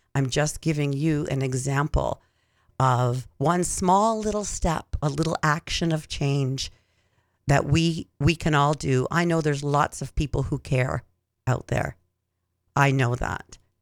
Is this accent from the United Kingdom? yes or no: no; Six Nations of the Grand River, Ontario, Canada; also born or lived in Hamilton, Ontario; I was born in Hamilton, Ontario, and lived on Six Nations of the Grand. Went to school there until I went to high school